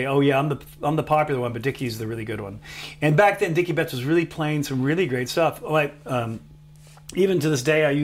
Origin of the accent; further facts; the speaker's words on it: Alabama, United States; moved away; as a kid, I grew up in Alabama, so I was exposed to a lot of blues